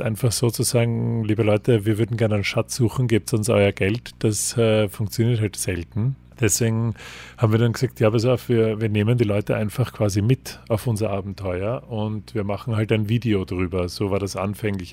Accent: Austria; für uns als, als Österreicher

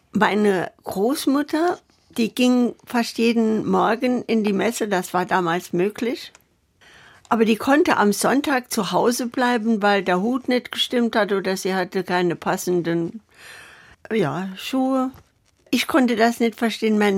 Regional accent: Saarland, Germany; born there; Ich weiß, wir waren in Saarbrücken, ich bin ja im Saarland geboren, wir waren in Saarbrücken auf dem Bahnhof, sind evakuiert worden

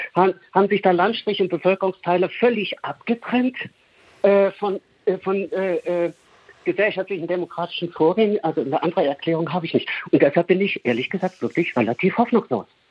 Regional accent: East Germany, Germany; ich bin in der DDR aufgewachsen

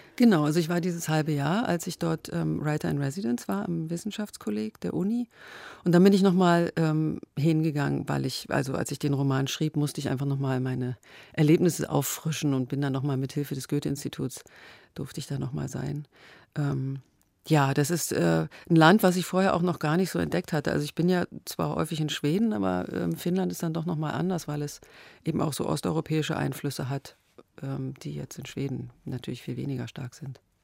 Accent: Germany; ich bin in der DDR aufgewachsen

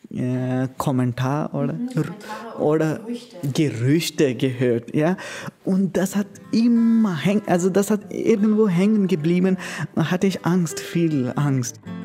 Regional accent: Goa, India; German is a second language; moved away as an adult; now in Königsbrunn, Germany; ich komme aus Goa, äh, das heißt aus Indien

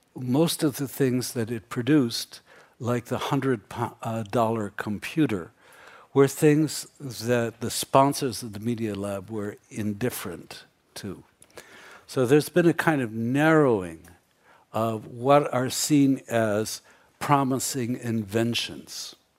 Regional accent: United States; I grew up in America

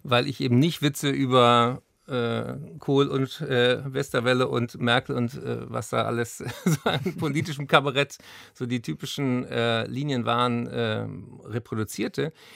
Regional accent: Berlin, Germany; ich bin ja hier in Berlin zur Schule gegangen

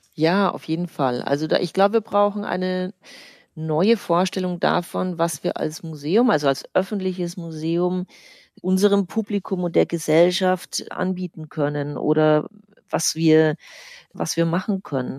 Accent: Germany; Bei uns in Deutschland

